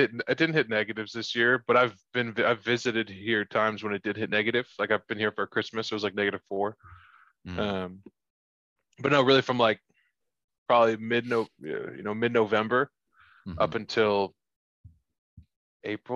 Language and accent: English; San Francisco Bay Area, California, United States; moved away as an adult; also born or lived in San Diego, California; now in Spokane, United States; I grew up in the San Francisco Bay Area